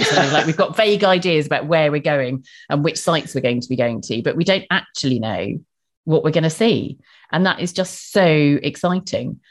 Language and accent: English; Bristol, South West England, United Kingdom; accent: Bristol; my strange Bristol accent